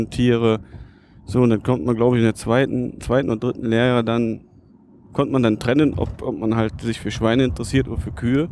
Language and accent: German; Lieberg, Germany; Also ich bin ja in Lieberg aufgewachsen bei meinem Opa.